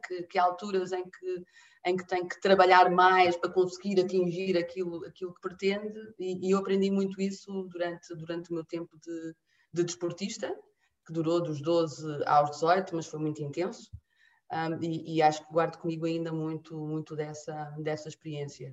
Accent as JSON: {"language": "Portuguese", "area": "near Figueira da Foz", "region": "Centro", "country": "Portugal", "tie": "born or raised there", "also_born_or_lived": "Benguela, Angola", "said": "nasci em Benguela, Uh, em julho de 75, portanto, uns meses antes uh, da declaração da independência. Uh, vim muito pequenina para Portugal, vim para Portugal com, com quatro anos e, e, cresci numa aldeia, hoje em dia vila, à beira-mar, junto à Figueira da Foz"}